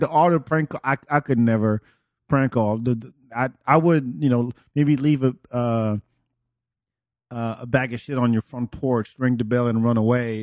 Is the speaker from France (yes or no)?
yes; France; English is a second language; moved away; also born or lived in Senegal; born in, in Africa, but raised in France